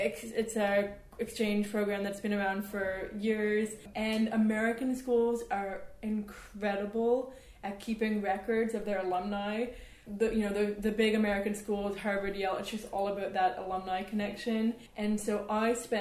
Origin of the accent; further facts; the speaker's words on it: Canada; moved away as an adult; now in London, United Kingdom; I grew up in Canada